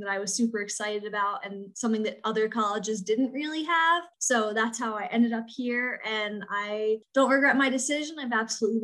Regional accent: eastern shore of Maryland, United States; I'm from a very small town on the eastern shore of Maryland.

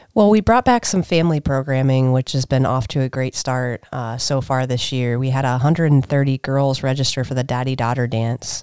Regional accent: Minerva, Ohio, United States; I grew up in Minerva, small little town

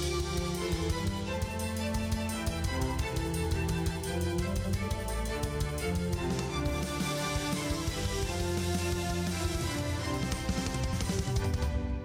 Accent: Canada; now in Cedar Rapids, United States; I'm Canadian

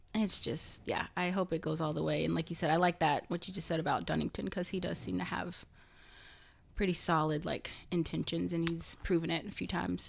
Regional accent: Oklahoma, United States; moved away as an adult; also born or lived in Washington, D.C.; We're all from Oklahoma, and we graduated from OU and moved out to DC.

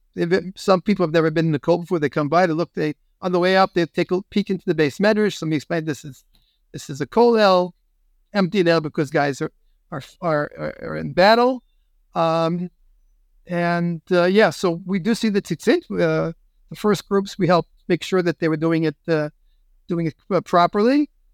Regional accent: United States; now in Israel; I'm an American rabbi even if I'm in Israel.

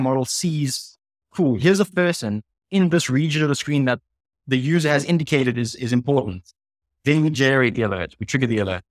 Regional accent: South Africa; I'm the South African half of the co-founding team

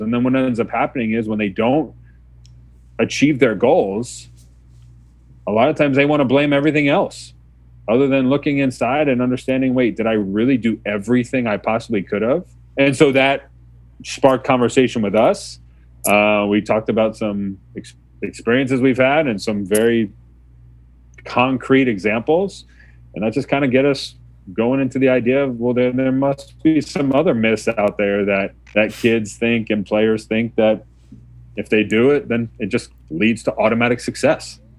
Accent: Mamaroneck, New York, United States; I was born and raised in Mamaroneck, New York, uh, just outside New York City

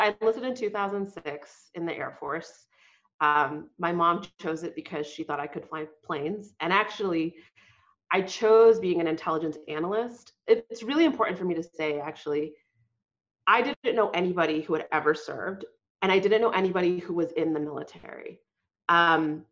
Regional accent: Boston, Massachusetts, United States; She immigrated to the U.S. Right before I was born in Boston. I grew up working class

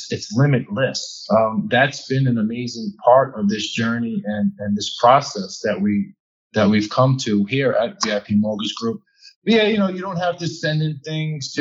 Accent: New York City, New York, United States; accent: Brooklyn, New York; the Brooklyn, New York is coming out of me. Like, you can probably hear me now. My accent's getting a little bit thicker

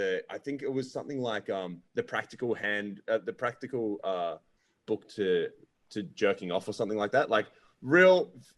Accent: Ireland; now in Australia; being Irish, dude, I'm one of 7 kids

